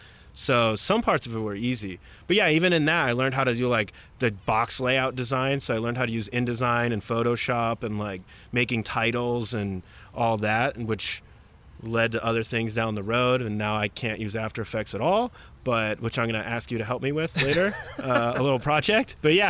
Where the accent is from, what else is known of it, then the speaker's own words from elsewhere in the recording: Chicago, Illinois, United States; In Chicago.